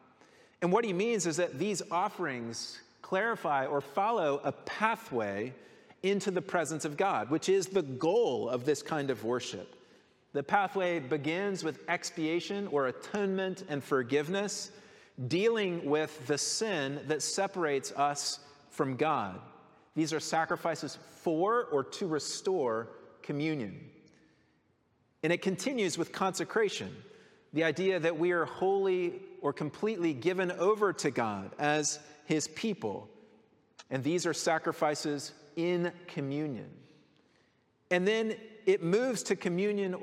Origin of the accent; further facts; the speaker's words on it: Colorado, United States; growing up in Colorado